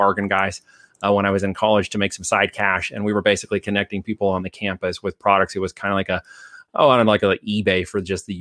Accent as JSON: {"language": "English", "region": "Oregon", "country": "United States", "tie": "born or raised there", "also_born_or_lived": "Iowa", "moved": "as an adult", "said": "went all state in Oregon, and then got picked up by a little university, a liberal arts university out of Iowa. So I moved from Oregon to Iowa right after I left high school."}